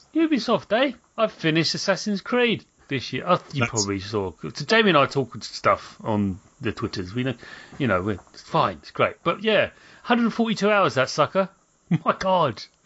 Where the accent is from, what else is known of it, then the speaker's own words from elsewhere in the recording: London, United Kingdom; I was born in South London